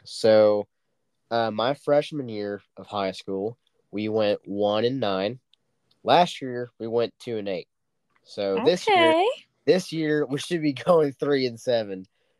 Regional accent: Dewey, United States; I don't think Dewey, my hometown, is not going to get there anytime soon.

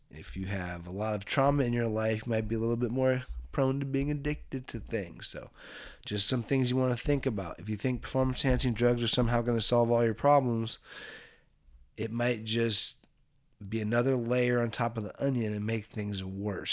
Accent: Bay Area, California, United States; I grew up in the Bay Area here.

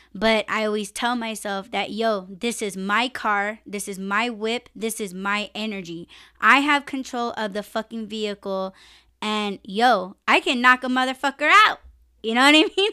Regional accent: United States; I'm Native American

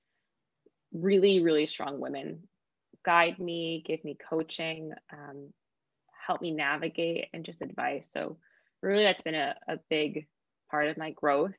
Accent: United States; as an American

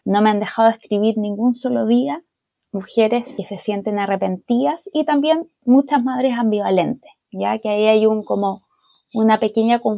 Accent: Chile; also born or lived in Santiago, Chile; yo soy chilena, vivo aquí en Santiago de Chile

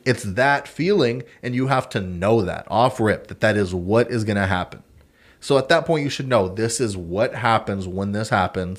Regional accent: Texas, United States; I'm American, Texan.

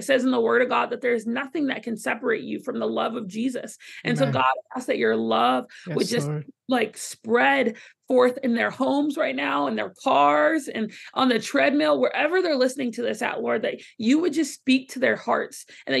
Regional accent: Southern United States, United States; See, but you have to try it first because I'm from the South.

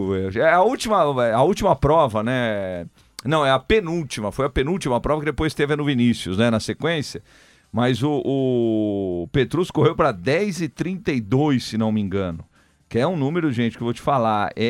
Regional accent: São Paulo, Brazil; Isso, sou

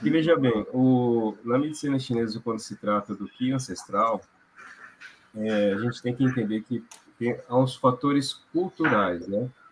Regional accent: Londrina, Paraná, Brazil; also born or lived in China; Sou de Londrina e atendo aqui e na região.

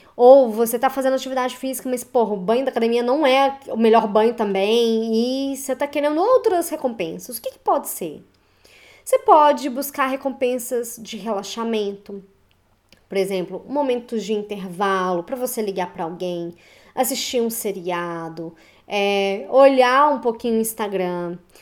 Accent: Belo Horizonte, Minas Gerais, Brazil; eu sou de Belo Horizonte, Minas Gerais

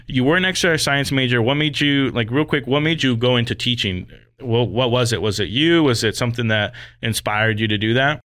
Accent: Las Vegas, Nevada, United States; moved away as an adult; I'm originally from Las Vegas, but being away for thirteen years now

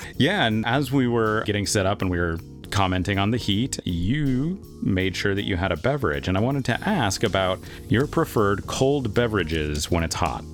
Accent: United States; an American who grew up uh, in the suburbs

